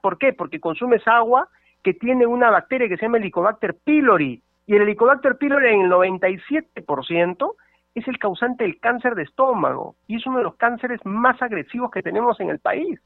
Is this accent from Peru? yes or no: yes; Peru; somos peruanos